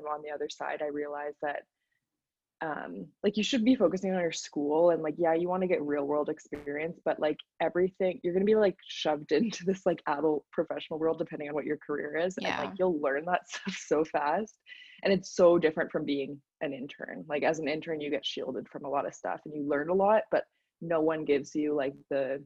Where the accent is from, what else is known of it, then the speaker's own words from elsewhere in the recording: Calgary, Alberta, Canada; also born or lived in Nova Scotia; starting school again in Calgary, Alberta at the University of Calgary, which is like my hometown